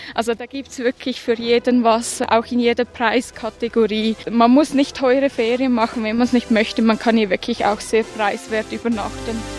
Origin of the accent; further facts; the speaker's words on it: near Zurich, Switzerland; now in Bernese Oberland, Switzerland; Ursprünglich aus der Nähe von Zürich